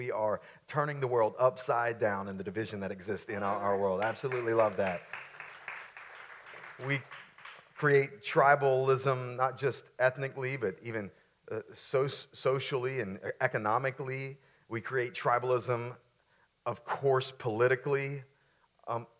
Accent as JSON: {"language": "English", "town": "Florence", "region": "South Carolina", "country": "United States", "tie": "born or raised there", "also_born_or_lived": "Myrtle Beach, South Carolina", "said": "I grew up in Florence, South Carolina, before we moved to Myrtle Beach"}